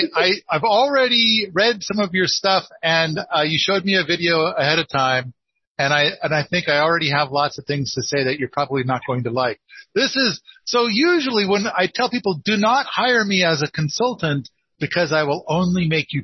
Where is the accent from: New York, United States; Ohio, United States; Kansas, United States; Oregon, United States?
Oregon, United States; northeastern; accent: northeastern Oregon; now I'm told that my accent comes from northeastern Oregon